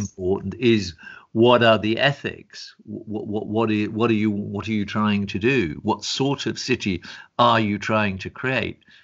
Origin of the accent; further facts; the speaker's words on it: England, United Kingdom; moved away; also born or lived in Germany / Italy; I was born in England, lived in Germany, for nine years, studied also in Italy